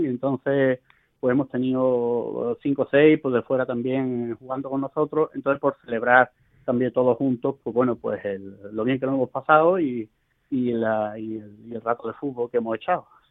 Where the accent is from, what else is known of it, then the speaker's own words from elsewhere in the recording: Spain; moved away as an adult; now in Rome, Italy; la mayoría somos españoles